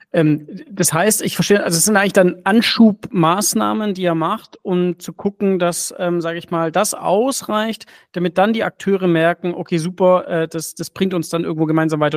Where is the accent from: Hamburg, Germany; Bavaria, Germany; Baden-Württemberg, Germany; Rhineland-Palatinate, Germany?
Baden-Württemberg, Germany; Stuttgart; ich bin ja Stuttgarter und, und ja. ich war fürs Studium weg